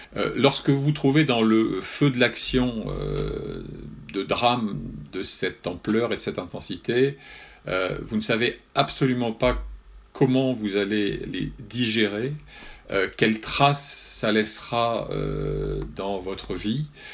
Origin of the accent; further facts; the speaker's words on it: France; j'avais la chance d'avoir à 12 kilomètres de mon village de Bocanligny euh, la meilleure école de journalistes de France de l'époque